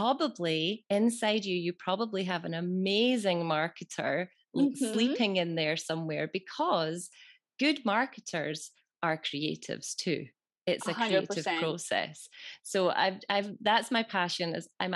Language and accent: English; Scotland, United Kingdom; I'm from Scotland